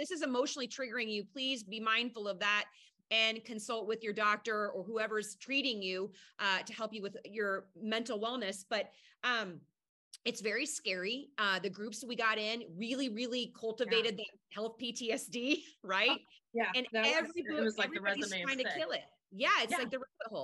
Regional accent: Midwest, United States; I'm from the Midwest.

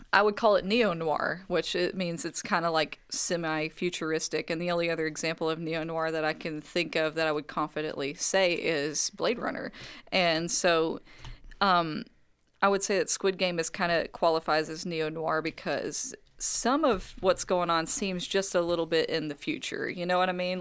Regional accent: United States; I am an American, I am not a Korean

